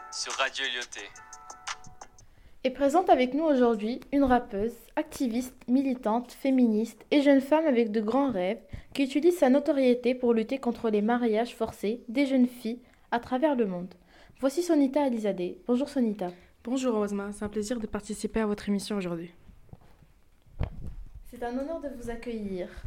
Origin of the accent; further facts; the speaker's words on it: Afghanistan; born there; Alors, je suis née en Afghanistan en 1996 sous le régime des talibans.